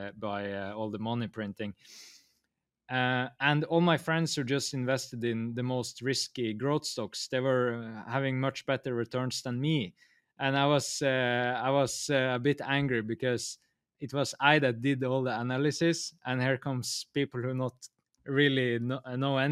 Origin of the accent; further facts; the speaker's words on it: Norway; I'm from Norway, and here heat is so valuable because it's so cold here